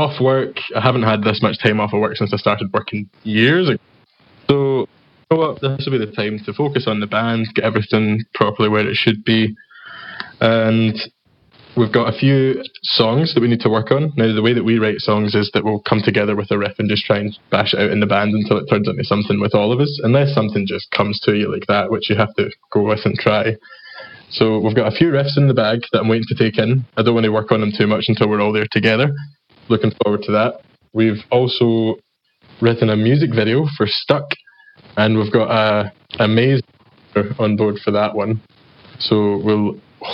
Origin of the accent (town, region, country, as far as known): Scotland, United Kingdom; accent: Scottish